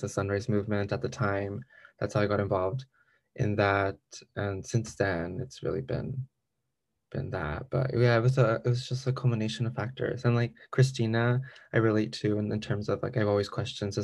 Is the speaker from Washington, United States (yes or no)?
no; Salinas, California, United States; now in Chico, United States; I'm from Salinas, California, the salad bowl of the world. And I moved to Chico just to live here